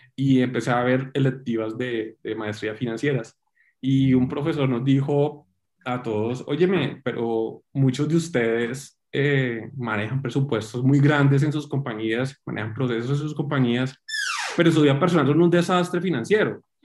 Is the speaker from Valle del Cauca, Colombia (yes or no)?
yes; Cali, Valle del Cauca, Colombia; now in Bogotá, Colombia; soy colombiano, eh, caleño